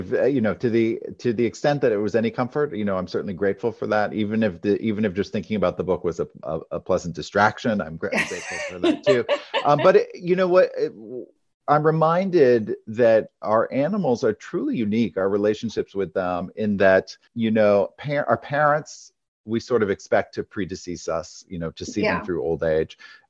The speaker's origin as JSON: {"language": "English", "region": "Maine", "country": "United States", "tie": "born or raised there", "said": "In Maine. So in a rural state, we had a house with a barn."}